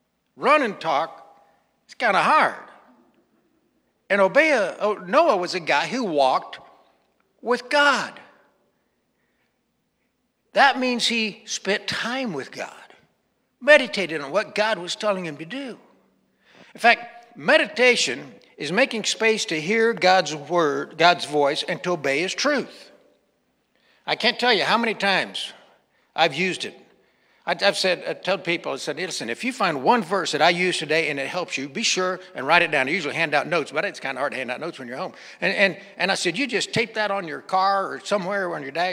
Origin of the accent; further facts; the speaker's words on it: Western Kansas, United States; growing up in Western Kansas.